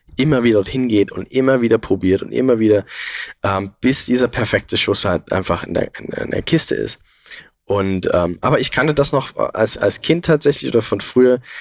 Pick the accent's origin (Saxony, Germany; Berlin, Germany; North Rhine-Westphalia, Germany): Saxony, Germany; Saxon Switzerland; die sächsische Schweiz. Das ist halt einfach meine Heimat irgendwo und es ist sehr, sehr nah bei mir